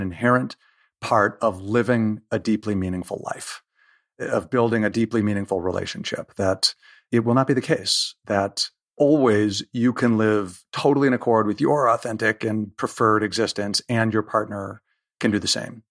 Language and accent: English; United States; I'm excessively American